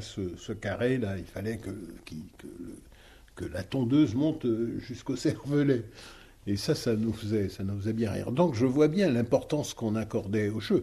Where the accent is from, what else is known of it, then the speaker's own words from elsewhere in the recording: Guadeloupe; Je viens de Guadeloupe